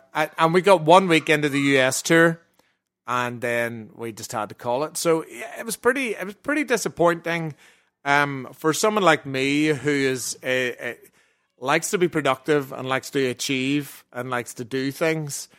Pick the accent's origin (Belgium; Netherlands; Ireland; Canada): Ireland; we're Irish